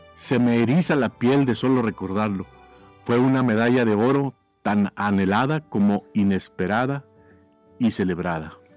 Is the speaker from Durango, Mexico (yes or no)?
yes; Durango, Mexico; moved away as an adult; now in United States; Nací en la ciudad de Durango, Durango, México, hace ya muchos, pero muchos años.